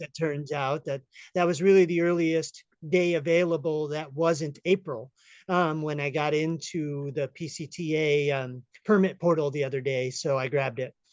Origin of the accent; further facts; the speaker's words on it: upstate New York, United States; now in Humboldt County, California, United States; originally from upstate New York